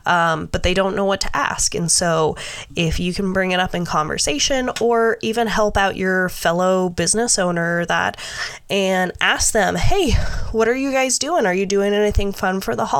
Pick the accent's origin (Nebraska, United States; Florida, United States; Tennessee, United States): Nebraska, United States; I grew up in Nebraska